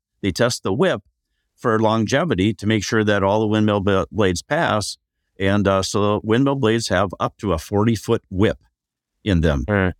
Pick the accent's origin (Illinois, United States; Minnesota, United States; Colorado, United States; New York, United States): Minnesota, United States; Like, we're from Minnesota.